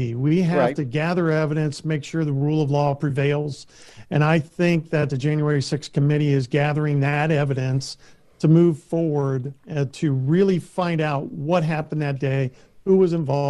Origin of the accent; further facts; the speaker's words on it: Lima, Ohio, United States; Well, I am from Lima, Ohio